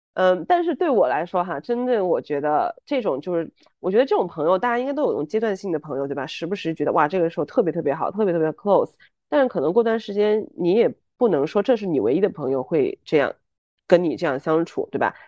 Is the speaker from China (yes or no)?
yes; Chengdu, Sichuan, China; moved away as an adult; also born or lived in Hong Kong / Seoul; now in Shanghai, China; 我是成都人，从毕业到现在在香港、韩国首尔都有工作过，然后最近两年呢，都是在上海工作的